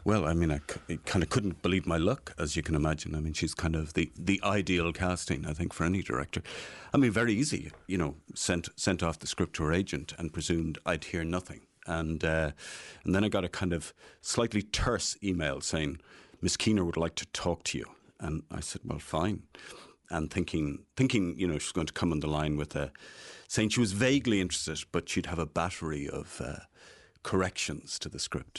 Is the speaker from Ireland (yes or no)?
yes; Dublin, Leinster, Ireland; also born or lived in Kells, County Meath; I grew up in Dublin. I grew up in Dublin four